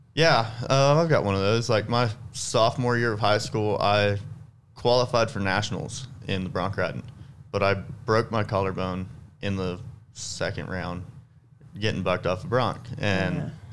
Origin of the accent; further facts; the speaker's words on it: South Texas, United States; I'm from South Texas